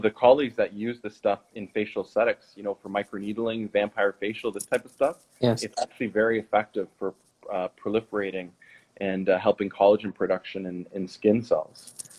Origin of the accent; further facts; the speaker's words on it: Quebec, Canada; first language French; English is a second language; Quebec. It's right at the border. And so I went to an actual French high school. So I learned French as my first language, and my dad is French Canadian